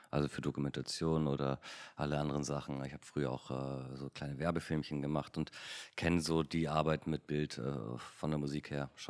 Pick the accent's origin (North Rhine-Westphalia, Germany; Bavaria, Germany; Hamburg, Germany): Hamburg, Germany; weil damals war ich irgendwie 16, 17 in Hamburg. Als Hamburger kam dann irgendwann ähm, Absolute Giganten raus